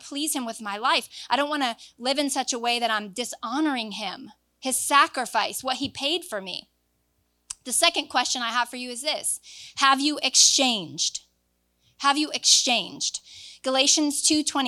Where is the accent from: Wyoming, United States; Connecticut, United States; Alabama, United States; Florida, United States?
Florida, United States; moved away; I'm from Florida